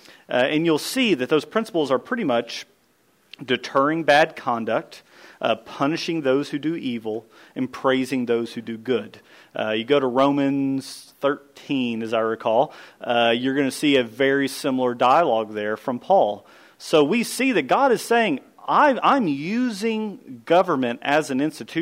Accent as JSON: {"language": "English", "country": "United States", "said": "the DNA that's within me as an American rebel"}